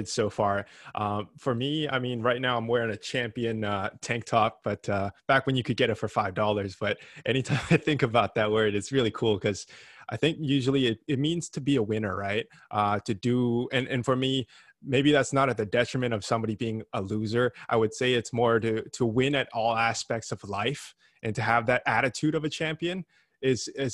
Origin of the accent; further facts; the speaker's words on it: Vancouver, British Columbia, Canada; I'm from Vancouver in Canada.